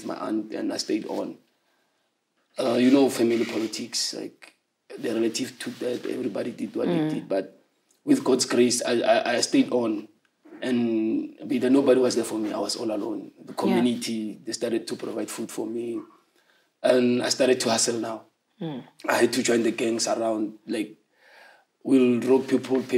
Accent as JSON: {"language": "English", "town": "Soshanguve", "region": "Gauteng", "country": "South Africa", "tie": "born or raised there", "also_born_or_lived": "Harangua", "said": "I was born in Harangua, but later moved to Soshanguve when I was 8 years old"}